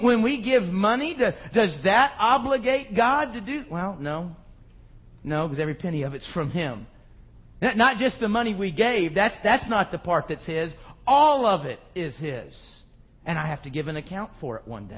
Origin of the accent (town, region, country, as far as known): United States